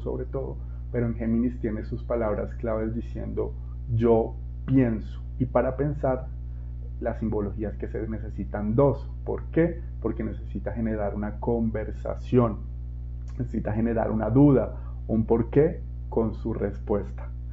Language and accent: Spanish; Colombia; moved away; mi país de origen, Colombia.